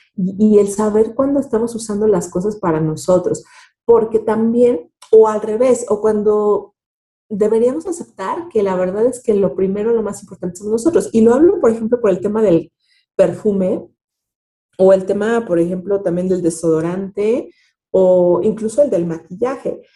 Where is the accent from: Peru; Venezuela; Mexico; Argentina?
Mexico; tenemos como mexicanos